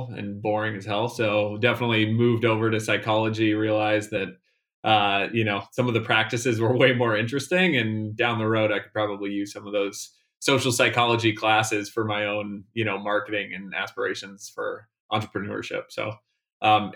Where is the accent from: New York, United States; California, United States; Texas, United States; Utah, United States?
California, United States; Palo Alto; also born or lived in Boulder, Colorado; now in San Diego, United States; I was actually born and raised in Palo Alto, California.